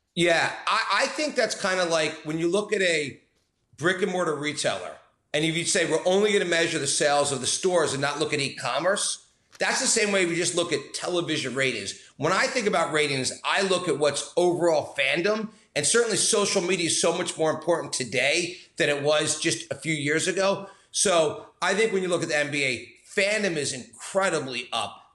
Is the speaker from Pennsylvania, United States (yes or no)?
yes; Philadelphia, Pennsylvania, United States; as a Philadelphian